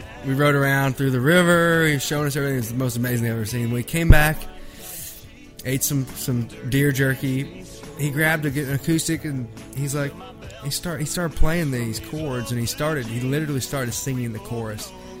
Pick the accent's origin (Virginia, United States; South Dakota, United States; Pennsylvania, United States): Virginia, United States; I'm from Virginia, yeah.